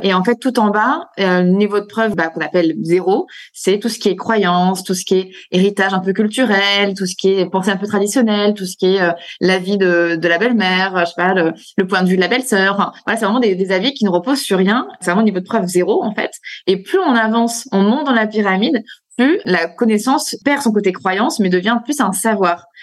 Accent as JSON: {"language": "French", "country": "France", "said": "chez nous, en France"}